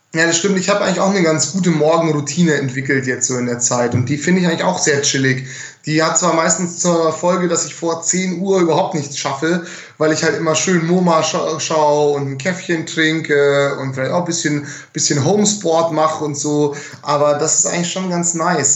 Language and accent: German; Munich, Bavaria, Germany; ich bin ja ein Münchner